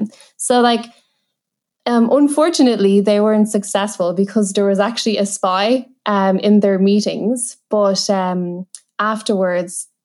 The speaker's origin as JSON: {"language": "English", "country": "Ireland", "tie": "born or raised there", "said": "initially growing up a bit difficult to fit in, like in kind of like Irish schools"}